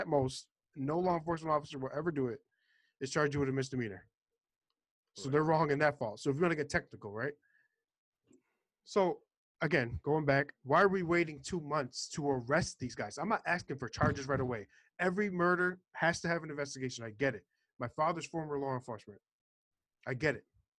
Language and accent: English; New York City, New York, United States; now in Florida, United States; So, I'm from Florida. Okay, I'm originally from New York City, moved to Florida.